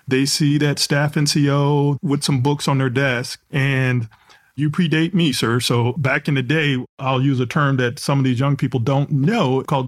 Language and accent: English; Texas, United States; I'm trying to gather myself here, sir, because I'm from Texas. I'm a Dallas Cowboy fan, heart to heart, and athlete.